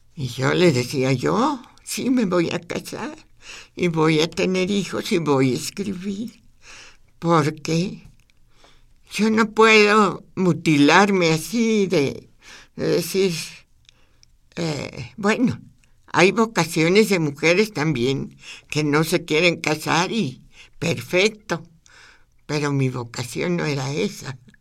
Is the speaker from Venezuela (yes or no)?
no; Zacatecas, Mexico; moved away; mi abuela, mis tías, la vida en Zacatecas